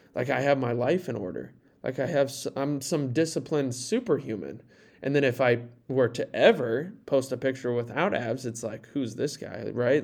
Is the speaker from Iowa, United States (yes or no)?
yes; near Fort Dodge, Iowa, United States; I was in Fort Dodge, a small, or a town, small city near my hometown, about twenty minutes south